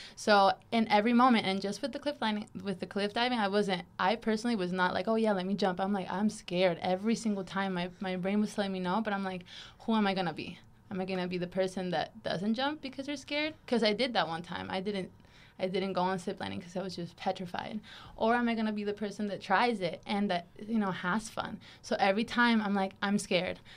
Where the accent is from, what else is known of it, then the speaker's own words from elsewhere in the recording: Caracas, Capital District, Venezuela; moved away as an adult; also born or lived in Miami, Florida / Washington State; now in United States; I'm originally from Caracas, Venezuela